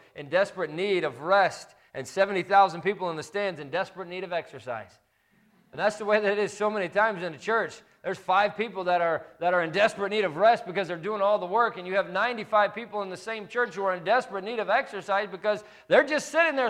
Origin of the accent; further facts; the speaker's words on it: right outside of Chicago, Illinois, United States; I grew up right outside of Chicago